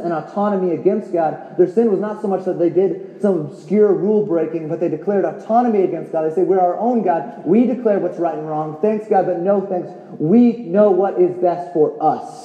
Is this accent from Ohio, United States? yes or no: no; California, United States; now in Tucson, United States; we're both actually from California originally